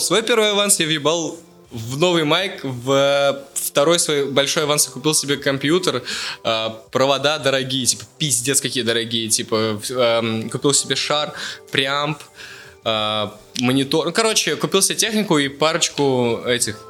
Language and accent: Russian; Ufa, Bashkortostan, Russia; moved away; из Черниковки, да, в Уфе там живу